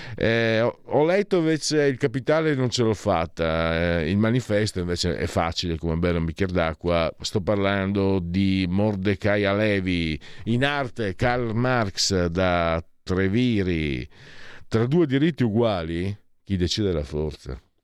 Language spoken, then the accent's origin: Italian; Friuli-Venezia Giulia, Italy; Io vengo dal Friuli